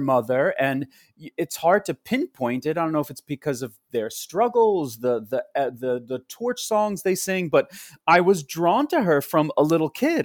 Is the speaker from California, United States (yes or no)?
no; Rockville Centre, New York, United States; also born or lived in Queens, New York; I grew up on Long Island in Rockville Center. I was born in Queens